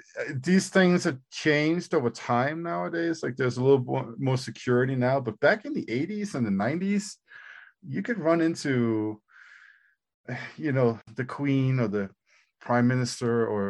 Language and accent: English; Denmark; born or raised there